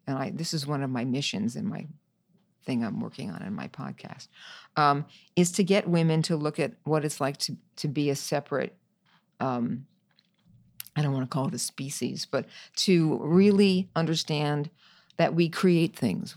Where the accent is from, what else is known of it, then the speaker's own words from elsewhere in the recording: New York, United States; I'm a New Yorker, so I love New York